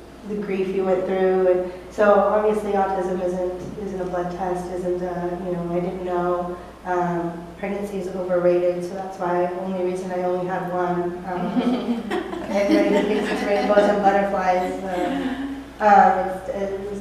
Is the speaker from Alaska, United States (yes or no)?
yes; Alaska, United States; moved away as an adult; we're from Alaska. We moved in 2012. We are from a little island town, 8,500 people and 14 miles of paved road.